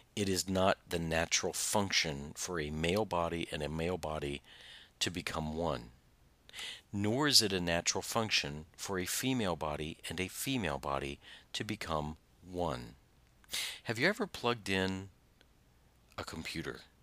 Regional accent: Southern Indiana, United States; I'm from Southern Indiana

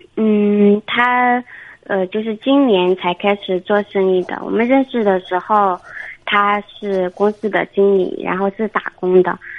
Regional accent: Guangxi, China; 二十七， 二十七。您是哪儿的？ 呃，广西的

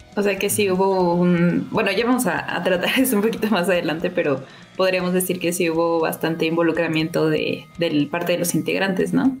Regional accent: Mexico; yo soy, soy mexicana

